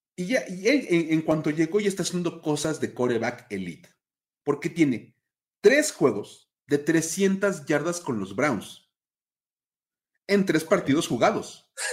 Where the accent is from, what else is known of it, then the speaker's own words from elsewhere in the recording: Mexico; los que somos de México